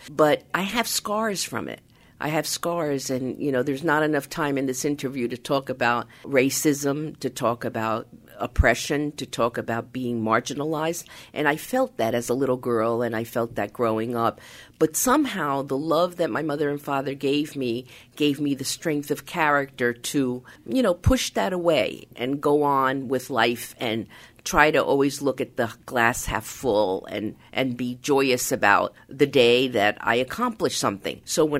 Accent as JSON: {"language": "English", "country": "United States", "said": "and I am of Hispanic origin. I'm Latina. But I also don't want that to be my only label, because I'm an American."}